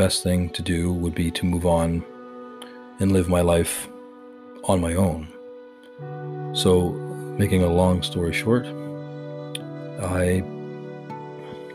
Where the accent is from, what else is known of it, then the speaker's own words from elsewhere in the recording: Canada; I'm Canadian